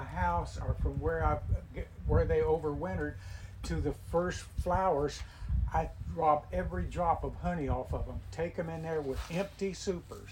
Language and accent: English; Williston, Florida, United States; moved away as an adult; also born or lived in Saint Petersburg, Florida; now in Brooksville, United States; I was born and raised in Williston, which is south of Gainesville